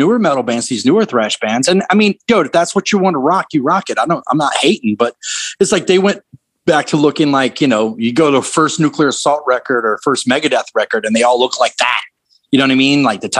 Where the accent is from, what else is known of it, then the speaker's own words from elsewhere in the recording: the South, United States; I mean, I grew up in the South with that band, so I loved them.